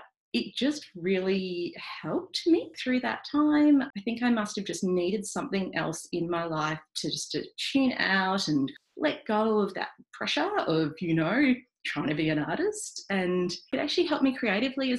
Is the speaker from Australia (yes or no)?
yes; Melbourne, Victoria, Australia; I grew up in inner city Melbourne, in Albert Park.